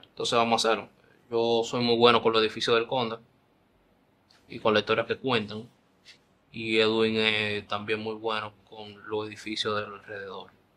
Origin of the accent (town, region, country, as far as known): Dominican Republic